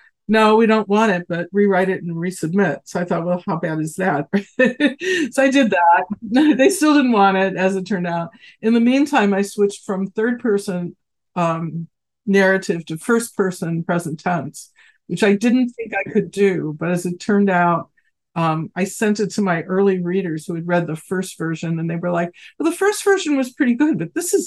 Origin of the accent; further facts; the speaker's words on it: Chicago, Illinois, United States; I live in Chicago and I'm originally from Chicago, but I spent most of my life living in downstate Illinois where I was an academic